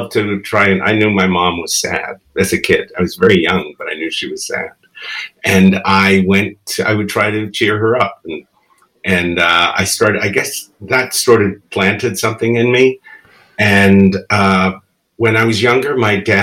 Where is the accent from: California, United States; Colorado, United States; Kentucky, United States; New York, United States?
New York, United States; New York City; first language Spanish; English is a second language; also born or lived in Bronx; from the Bronx, okay. And when I was about 6, my family moved to Queens